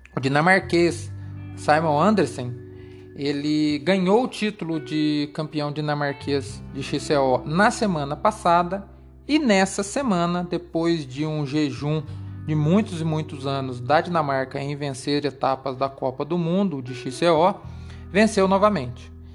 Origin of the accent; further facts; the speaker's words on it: Brazil; nós brasileiros